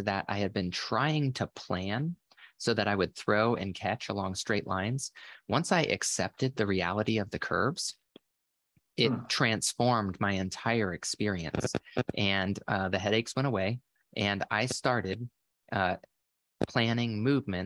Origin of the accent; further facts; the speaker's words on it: Florida, United States; I grew up in Florida where there's a lot of boats and stuff